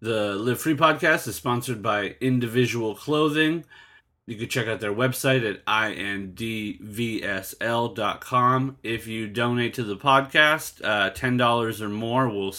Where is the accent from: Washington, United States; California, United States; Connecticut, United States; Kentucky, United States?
California, United States; East County, San Diego; growing up in the East County